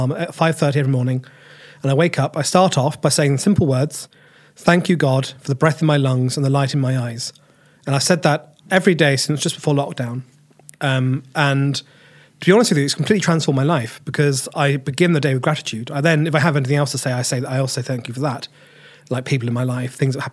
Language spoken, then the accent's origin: English; Cambridge, East of England, United Kingdom; also born or lived in March, Cambridgeshire / Reading / Edinburgh; Grew up in Cambridge. Well, I started off growing up in March. Then I started getting a Fenland accent, so my mum and dad moved me into Cambridge.